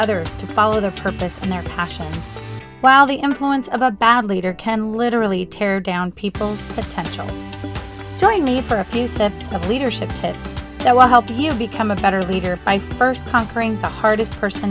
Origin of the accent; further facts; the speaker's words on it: California, United States; So growing up in California, I used to love listening to, like forever, Jeff Foxworthy, Bill Engvall, Larry the Cable Guy